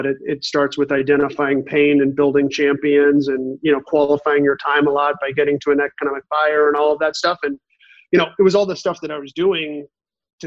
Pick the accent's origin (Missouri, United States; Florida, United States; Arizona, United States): Missouri, United States; Kansas City; moved away as an adult; now in San Francisco Bay Area, United States; I grew up in Kansas City, went to the University of Missouri